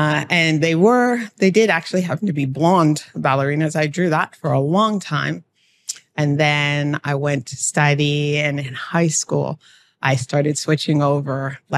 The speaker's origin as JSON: {"language": "English", "town": "Toronto", "region": "Ontario", "country": "Canada", "said": "Well, I am from Toronto."}